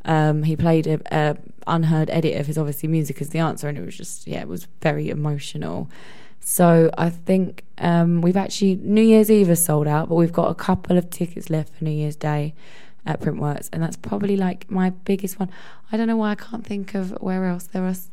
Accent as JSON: {"language": "English", "town": "Epping", "region": "East of England", "country": "United Kingdom", "tie": "born or raised there", "said": "I'm playing in my hometown actually this Saturday in Essex, in Epping."}